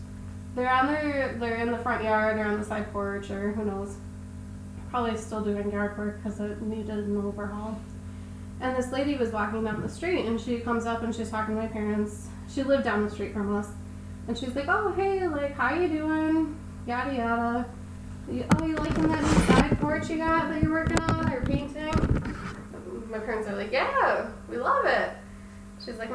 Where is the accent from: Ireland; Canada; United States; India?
United States; Attica, New York; also born or lived in Alexander; I grew up in like Attica and Alexander, So we moved we moved from Attica, or Alexander to Attica